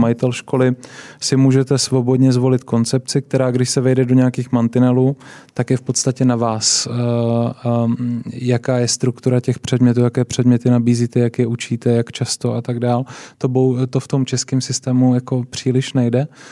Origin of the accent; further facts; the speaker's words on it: Brno, South Moravian Region, Czechia; Já jsem vyrůstal eh, v Brně, v Kohoutovicích, takový takové pěkné sídliště.